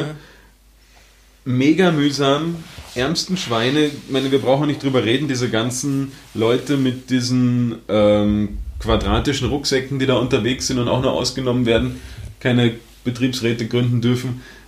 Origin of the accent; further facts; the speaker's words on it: Germany; now in Austria; ich komme aus Deutschland, wohne in Österreich